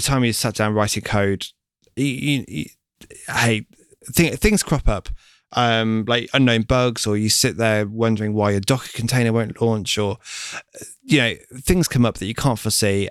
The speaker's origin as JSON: {"language": "English", "town": "Lincoln", "region": "East Midlands", "country": "United Kingdom", "moved": "yes", "lives_now": "London, United Kingdom", "said": "I'm from Lincoln"}